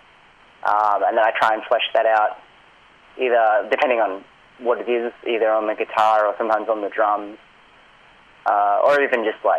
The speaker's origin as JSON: {"language": "English", "town": "Pakenham", "region": "Victoria", "country": "Australia", "tie": "born or raised there", "said": "I grew up out in Pakenham, so, like an hour and 20 train ride"}